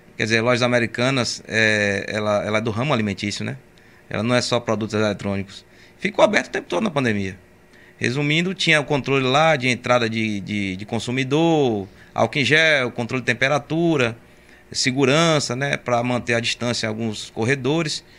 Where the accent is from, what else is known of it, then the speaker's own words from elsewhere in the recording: Camaçari, Bahia, Brazil; accent: meio pernambucano; also born or lived in Pernambuco; cheguei em Camaçari recém-nascido, três meses